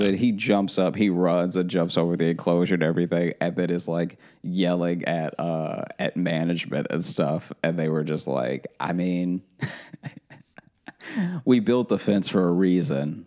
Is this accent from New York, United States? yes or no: no; Louisiana, United States; growing up in Louisiana and being around people with like thick Cajun accents